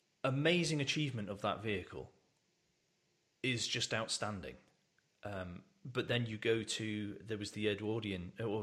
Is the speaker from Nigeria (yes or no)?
no; United Kingdom; because, like I said, we're British, so this is not allowed.